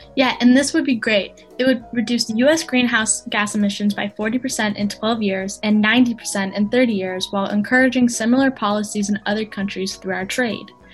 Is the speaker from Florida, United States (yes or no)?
no; Hooksett, New Hampshire, United States; from Hooks, New Hampshire.